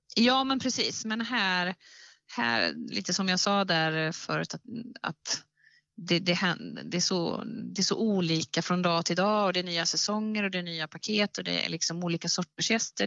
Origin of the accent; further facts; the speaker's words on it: Värmland, Sweden; also born or lived in Gothenburg; now in Bohuslän, Sweden; Jag är uppvuxen i Värmland